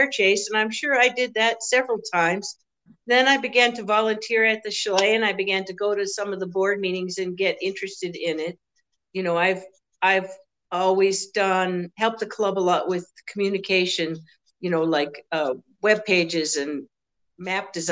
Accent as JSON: {"language": "English", "region": "Massachusetts", "country": "United States", "moved": "as an adult", "lives_now": "Copper Country, Michigan, United States", "said": "I'm originally from Massachusetts"}